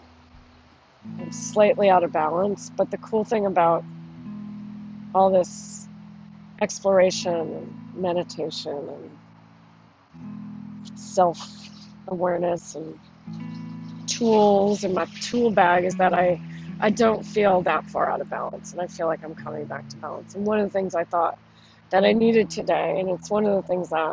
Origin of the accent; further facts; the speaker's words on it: East Coast, United States; also born or lived in Rochester, upstate New York (dialect quiz result); now in California, United States; I'm from the East Coast